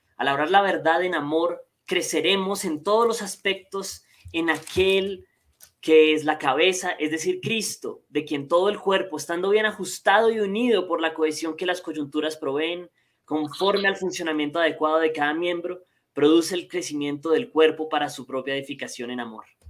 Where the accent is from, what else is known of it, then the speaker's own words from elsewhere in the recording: Colombia; soy colombiano, estoy desde Colombia